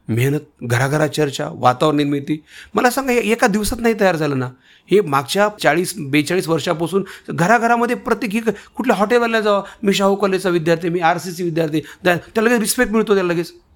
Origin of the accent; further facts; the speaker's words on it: Renapur, Maharashtra, India; मी माझं गाव रेणापूर